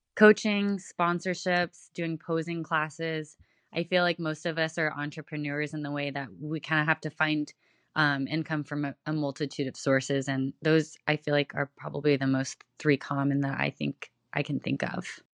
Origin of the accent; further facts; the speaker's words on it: Houston, Texas, United States; now in Tampa, United States; I am originally from Houston, Texas. Uh, right now I'm in Tampa